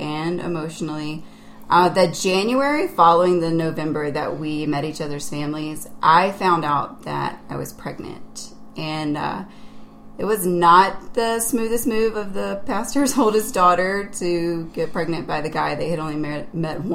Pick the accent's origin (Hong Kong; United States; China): United States; South Carolina; I grew up in South Carolina, and I am one of seven children